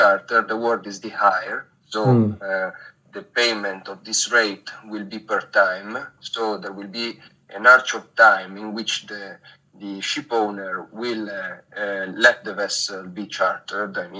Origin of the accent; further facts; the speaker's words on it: Genoa, Liguria, Italy; moved away as an adult; now in Monaco; I am Italian. I come from Genoa, a city quite famous for its port.